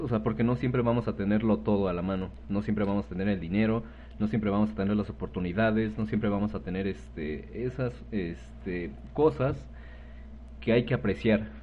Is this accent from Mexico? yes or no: yes; Mexico